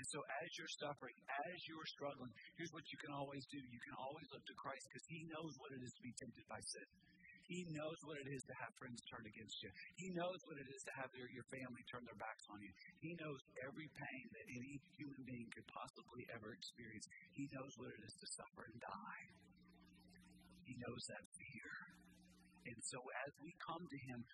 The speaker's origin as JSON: {"language": "English", "town": "Nashville", "region": "Tennessee", "country": "United States", "tie": "born or raised there", "said": "I grew up in West Nashville in a little community called Bellevue."}